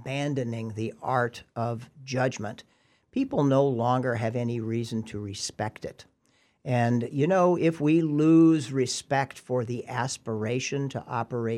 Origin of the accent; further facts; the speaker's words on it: California, United States; when I was growing up in California